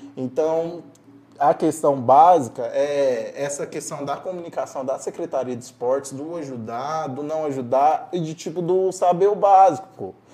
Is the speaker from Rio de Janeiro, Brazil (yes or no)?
no; Caldas Novas, Goiás, Brazil; also born or lived in Morrinhos, Goiás; Eu sou natural de Morrinhos, mas eu sou criado em Caldas Novas.